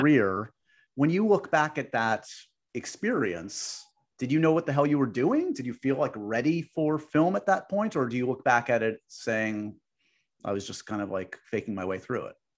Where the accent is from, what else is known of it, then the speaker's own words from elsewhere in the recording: New York City, New York, United States; I grew up on the Upper West Side